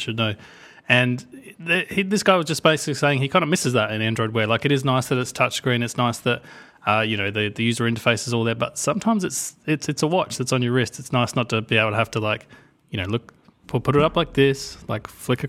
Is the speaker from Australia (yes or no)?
yes; Australia; I should know. I'm from Australia. Like we grow these things.